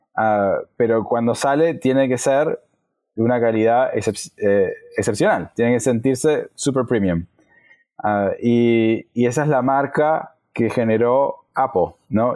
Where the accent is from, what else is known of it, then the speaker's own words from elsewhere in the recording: Argentina; Soy de Argentina